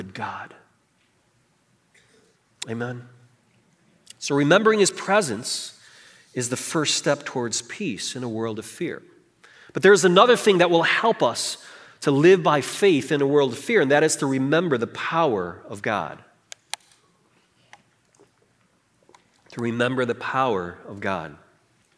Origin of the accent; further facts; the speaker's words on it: Chicago, Illinois, United States; for most of my upbringing throughout college, until college, I grew up in Chicago